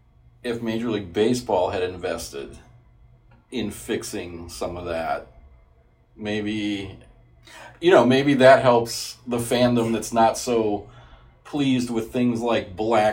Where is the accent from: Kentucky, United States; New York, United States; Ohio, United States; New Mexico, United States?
New Mexico, United States; Albuquerque; As a kid, I grew up in Albuquerque